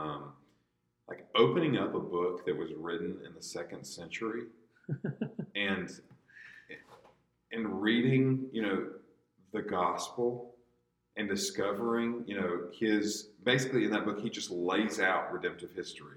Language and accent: English; United States; as an American believer